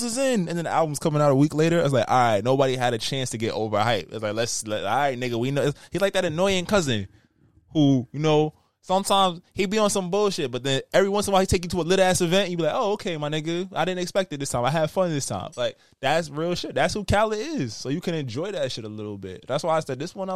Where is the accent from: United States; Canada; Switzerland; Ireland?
United States; I'm American